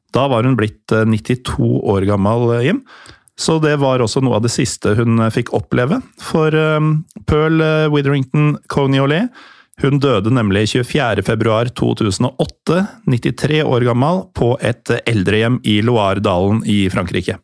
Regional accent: Norway

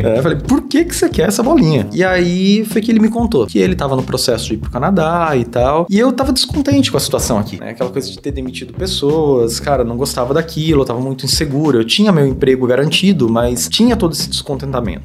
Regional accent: Taubaté, São Paulo, Brazil; moved away as an adult; sou de Taubaté até, e depois acabei indo para São Paulo aí buscando oportunidades na engenharia

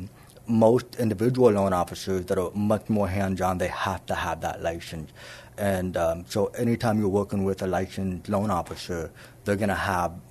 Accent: San Antonio, Texas, United States; also born or lived in Plano, Texas; So I was born in Plano, which is the Dallas-Fort Worth area, and then I grew up here in San Antonio. My parents relocated to San Antonio when I was 2 years old

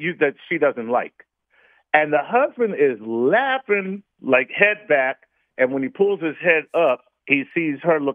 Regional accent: Philadelphia, Pennsylvania, United States; I am from Philly.

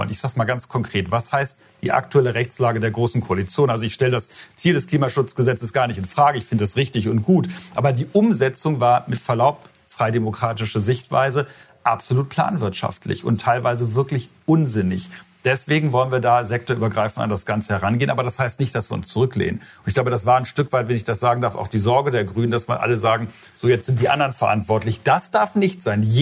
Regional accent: Lower Saxony, Germany; Ich habe ein ganz reales Beispiel aus meinem Heimatland Niedersachsen.

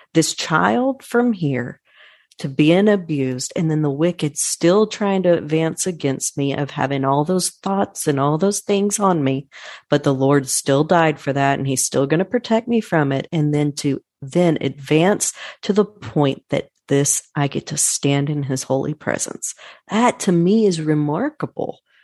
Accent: Irving, Texas, United States; I'm born and raised in Irving. Texas

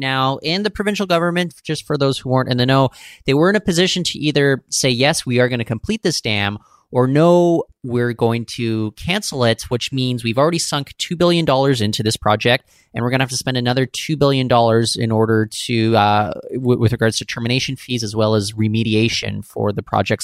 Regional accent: Seattle, Washington, United States; now in Vancouver, Canada; I, I grew up in Seattle.

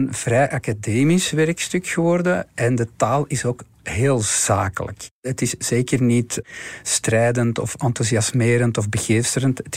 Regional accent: Flanders, Belgium; En dus ook de dingen waar we als Vlaanderen, eh, als Vlamingen minder positief en fier moeten op zijn.

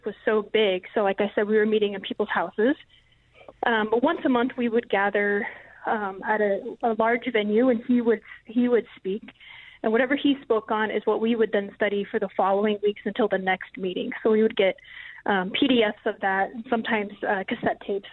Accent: Albuquerque, New Mexico, United States; I grew up in Albuquerque, New Mexico

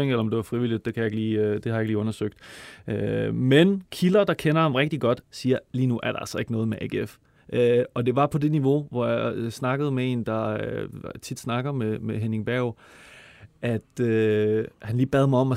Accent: Copenhagen, Capital Region of Denmark, Denmark; Jeg er fra Østerbro.

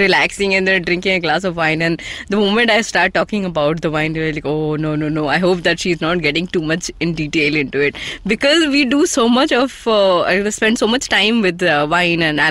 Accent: Odisha, India; I come from Odisha

